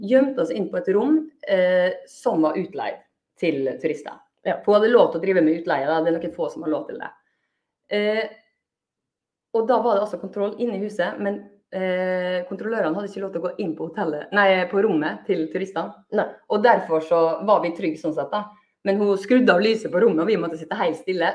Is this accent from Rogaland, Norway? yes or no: no; Molde, Møre og Romsdal, Norway; now in Bergen, Norway; jeg er fra Molde